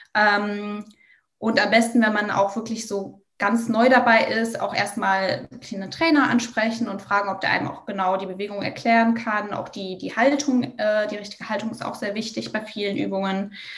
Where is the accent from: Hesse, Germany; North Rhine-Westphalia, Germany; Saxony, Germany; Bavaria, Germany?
Bavaria, Germany; Ich komme zum Beispiel auch aus Bayern